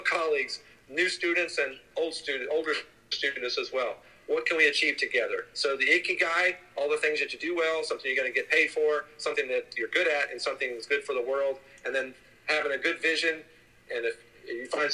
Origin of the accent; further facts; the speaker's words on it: Germany; now in United States; I was born in Germany. And now we work here in the United States